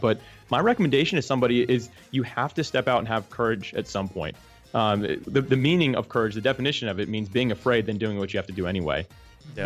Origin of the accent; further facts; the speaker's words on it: Jacksonville, Florida, United States; I was actually born and raised Jacksonville, Florida